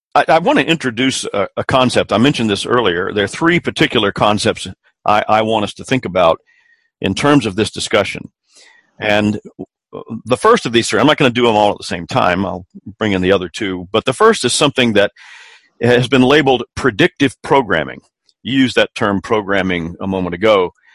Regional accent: Columbia, South Carolina, United States; my hometown of Columbia, South Carolina

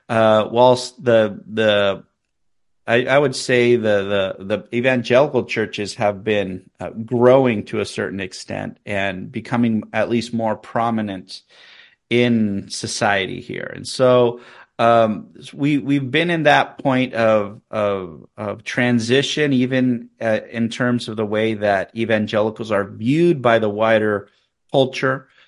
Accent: Chile; moved away; also born or lived in California; I was born in California. My parents were both originally from Northern California. Uh, we m- moved from the Bay Area down to Chile in 1988. My parents uh, went down there as missionaries. I was eight months old, so um, so I've spent most of my life living in Chile.

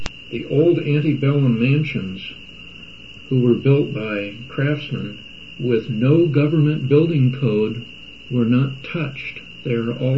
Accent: San Francisco, California, United States; having been brought up and born and raised in San Francisco

